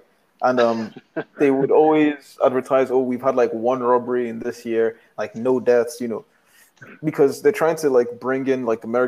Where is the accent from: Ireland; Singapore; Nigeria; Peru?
Nigeria; moved away; also born or lived in Grenada; They were like, "Where are you from?" I'm like, "Nigeria."